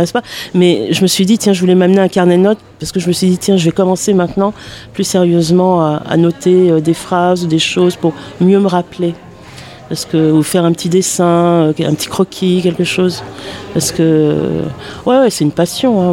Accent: Paris, Île-de-France, France; now in Bagnolet, France; je suis parisienne de base, j'ai été au lycée à Paris.

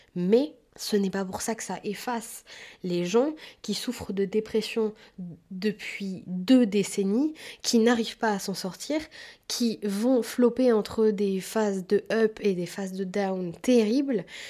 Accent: France; petite occidentale qui a toujours vécu en France

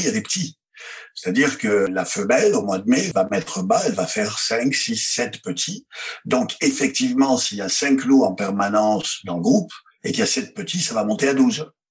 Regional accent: France; chez nous, en France

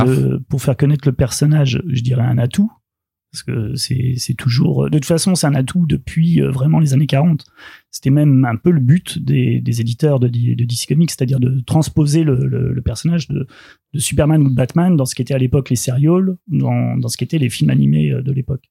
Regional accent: France; chez nous, en France

